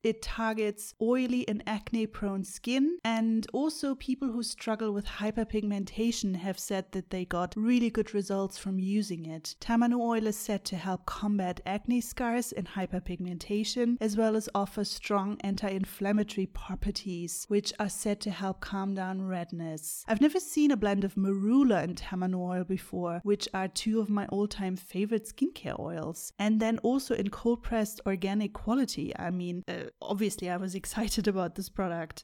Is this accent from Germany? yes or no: yes; Bonn, North Rhine-Westphalia, Germany; moved away as an adult; now in New Zealand; when I still lived, uh, in my hometown in Bonn